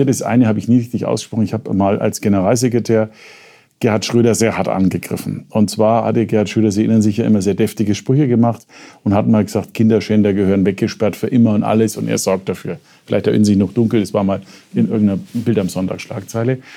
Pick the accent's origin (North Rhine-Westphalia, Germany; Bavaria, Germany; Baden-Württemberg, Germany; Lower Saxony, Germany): Bavaria, Germany; Nuremberg; now in Munich, Germany; Jedenfalls im Vergleich zum Nürnberg, wo ich herkomme.